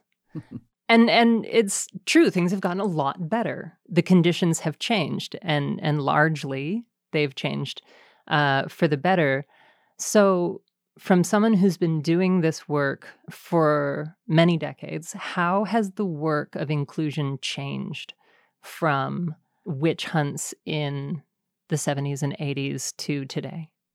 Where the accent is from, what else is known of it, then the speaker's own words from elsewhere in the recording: Canada; being Canadian